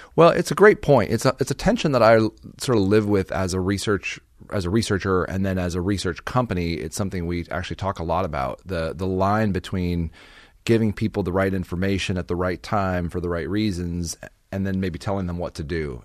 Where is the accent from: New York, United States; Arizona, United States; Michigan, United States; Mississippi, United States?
Arizona, United States; Phoenix; I was, uh, born and raised in Phoenix, Arizona